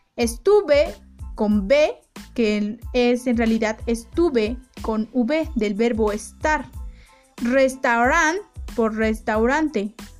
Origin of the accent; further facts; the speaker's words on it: Mexico; los mexicanos no somos los únicos